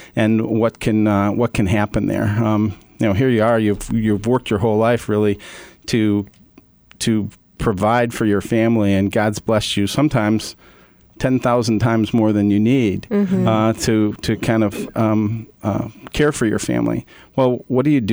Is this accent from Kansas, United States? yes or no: no; Hinsdale, Illinois, United States; I was born and raised in Hinsdale, Illinois